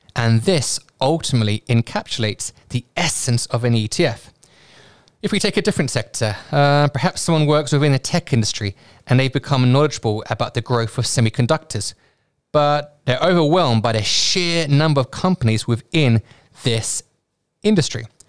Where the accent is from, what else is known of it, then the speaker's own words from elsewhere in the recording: United Kingdom; my home country, the U K